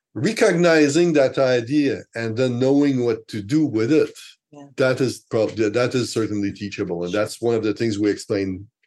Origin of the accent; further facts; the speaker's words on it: Canada; first language French; English is a second language; I accepted one very great job, best magazine in French in Canada. It's my mother tongue.